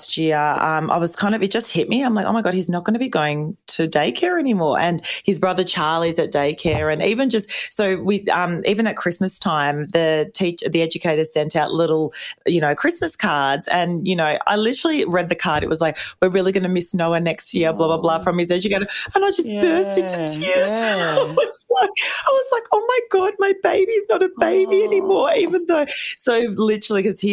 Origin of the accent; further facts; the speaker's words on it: Melbourne, Victoria, Australia; we're from Melbourne, but it's usually four seasons in a day